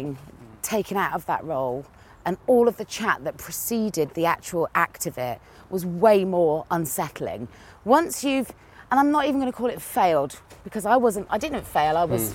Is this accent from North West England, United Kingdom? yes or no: no; Cheltenham, South West England, United Kingdom; accent: country; my country accent came out because I'm from Cheltenham in Gloucestershire.